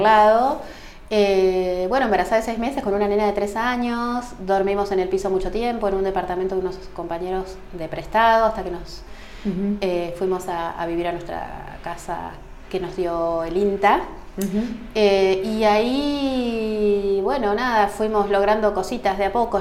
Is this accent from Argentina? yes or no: yes; Salazar, Argentina; moved away as an adult; now in Ushuaia, Argentina; cuando yo me recibí en el hospital de mi pueblo, que son 2.000 habitantes, que es ah, Salazar